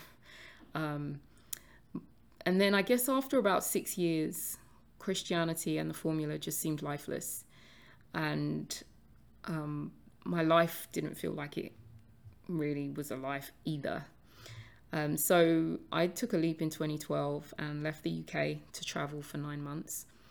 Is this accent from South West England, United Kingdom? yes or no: no; London, United Kingdom; I was born and raised in London, although I did spend a few years living in a very small village about forty-five minutes outside of London from about the age of nine.